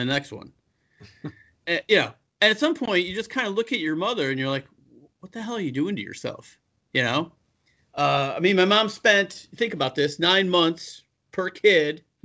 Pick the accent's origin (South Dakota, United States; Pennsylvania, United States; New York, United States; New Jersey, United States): New York, United States; Buffalo; moved away; also born or lived in California; I'm from Buffalo